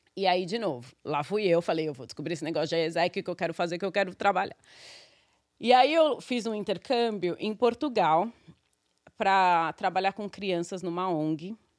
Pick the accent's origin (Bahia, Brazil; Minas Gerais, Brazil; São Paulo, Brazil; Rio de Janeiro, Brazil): São Paulo, Brazil; born or raised there; moved away as an adult; now in New York, United States